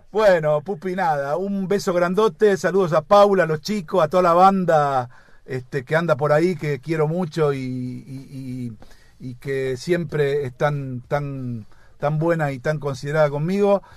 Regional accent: Argentina; viste cómo somos acá los argentinos

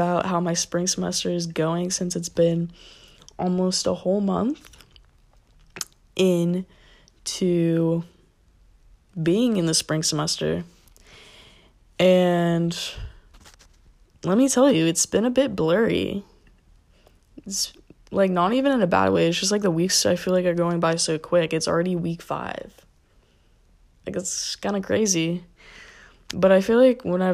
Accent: Florida, United States; born or raised there

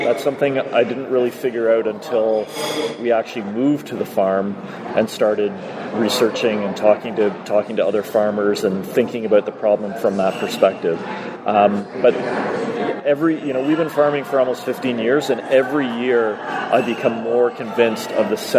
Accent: Toronto, Ontario, Canada; now in Collingwood, Canada; I grew up in Toronto

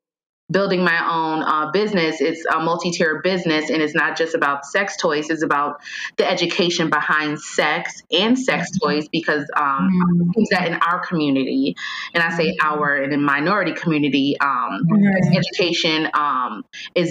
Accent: New York, United States; I'm from New York.

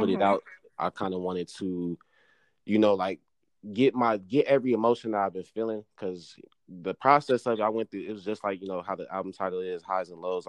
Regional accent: Moreno Valley, California, United States; I'm from Reno Valley, top of the M, Inland Empire.

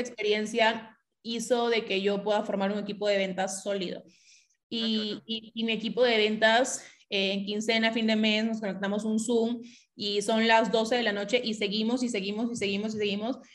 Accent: Piura, Peru; Nosotros somos de Piura, somos clase media baja

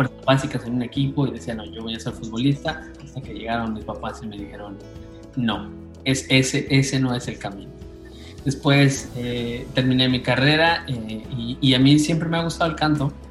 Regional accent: Oaxaca, Mexico; also born or lived in Canada; Soy originario de Oaxaca

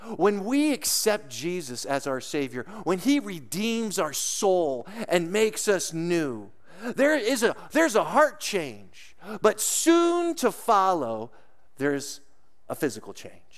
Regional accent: Lake Arrowhead, California, United States; moved away as an adult; also born or lived in Colorado / Denver; I grew up in the mountains in Southern California, in Lake Arrowhead, Big Bear Crest Line area.

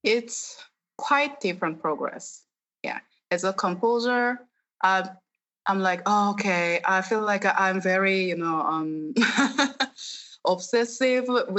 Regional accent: South Korea; English is a second language; moved away as an adult; now in Los Angeles, United States; Actually, I am born and raised in Korea, and then now I'm living in LA since 2013

